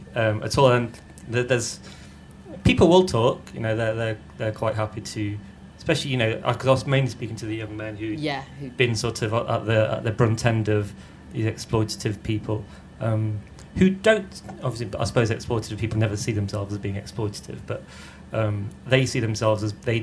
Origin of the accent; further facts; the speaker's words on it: India; born there; and I was born in India. I've never spent, you know, I've not grown up there.